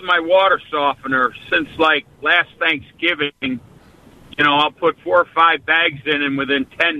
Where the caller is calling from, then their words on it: Milledgeville, Illinois, United States; I'm in Milledgeville, Illinois.